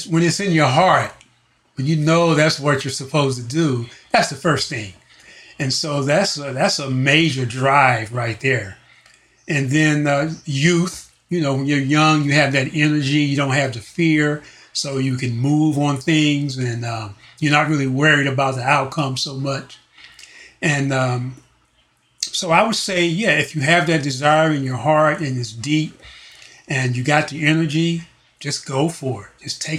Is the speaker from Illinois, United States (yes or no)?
no; Washington, District of Columbia, United States; now in Los Angeles, United States; Washington, D.C.